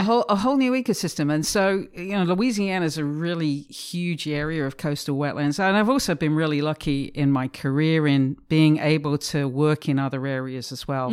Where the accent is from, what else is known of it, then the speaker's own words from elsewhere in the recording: England, United Kingdom; moved away as an adult; I'm from England originally. I was brought up in a, in a kind of industrial manufacturing town just north of London